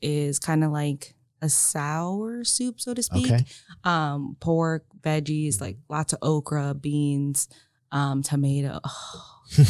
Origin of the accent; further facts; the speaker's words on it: Philippines; So like, I'm Filipino. My parents made Filipino food, which I always loved growing up